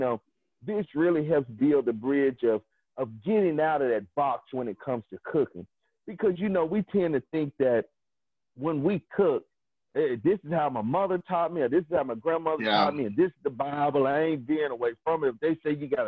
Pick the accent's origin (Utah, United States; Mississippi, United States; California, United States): Mississippi, United States; growing up in Mississippi, having a smokehouse